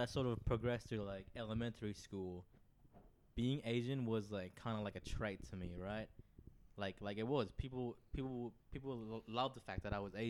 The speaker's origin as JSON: {"language": "English", "region": "Phnom Penh", "country": "Cambodia", "tie": "born there", "said": "I was born in Phnom Penh."}